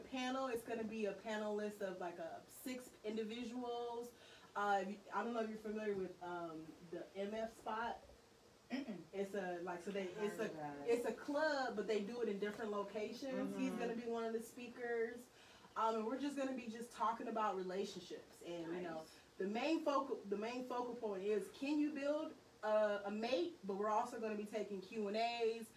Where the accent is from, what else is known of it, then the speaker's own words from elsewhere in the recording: Vallejo, California, United States; I am from Vallejo, 707, born and raised